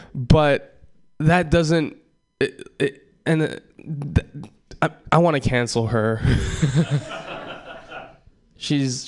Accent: Hawaii, United States; moved away; I was born and raised in Hawaii.

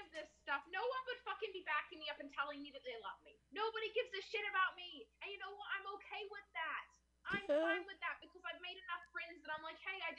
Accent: Surrey, British Columbia, Canada; Yeah, I'm from Surrey, outside Vancouver.

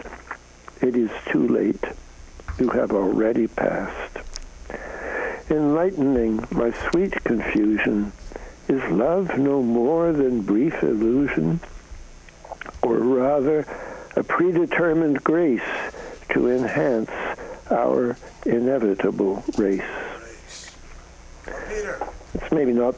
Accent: Canada; now in United States; I'm a Canadian, so I come from north of the border

